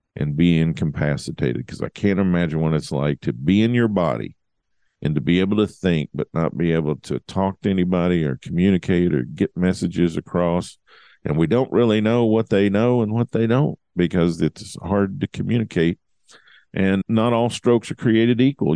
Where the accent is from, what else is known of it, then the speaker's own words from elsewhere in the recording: Lola, Kentucky, United States; moved away; There's only about forty-five people, maybe fifty people that live in my hometown now